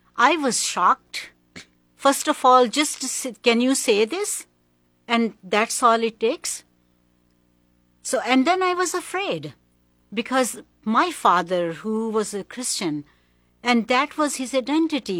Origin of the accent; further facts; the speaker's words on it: Pakistan; moved away as an adult; also born or lived in Hong Kong / Philippines; I was born in Pakistan. My first early twenty years, I was in Pakistan.